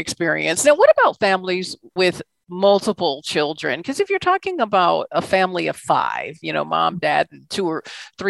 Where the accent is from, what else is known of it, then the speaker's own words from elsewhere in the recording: Washington, District of Columbia, United States; I would certainly agree with you on that, being born and raised in Washington, D.C., and now, as it's been dubbed, the DMV.